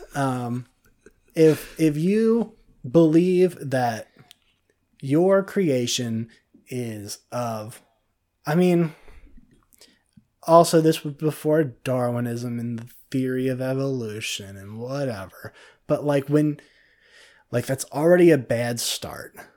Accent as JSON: {"language": "English", "town": "Cincinnati", "region": "Ohio", "country": "United States", "also_born_or_lived": "Florida", "moved": "yes", "said": "I'm from Cincinnati"}